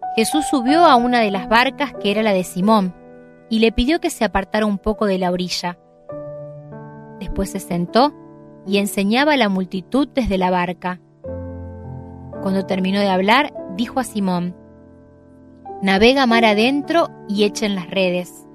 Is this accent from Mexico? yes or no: no; Santo Tomé, Santa Fe, Argentina; now in Córdoba, Argentina; soy oriunda de Santo Tomé, Santa Fe, allí nací.